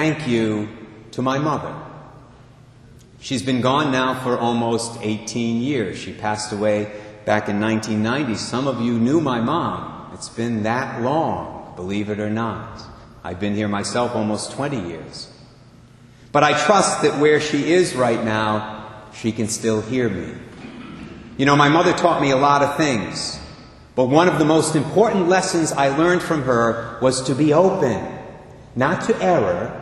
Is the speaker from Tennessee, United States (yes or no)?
no; Barrington, Rhode Island, United States; there is a monastery, Carmelite Monastery, here in our state, in my hometown of Barrington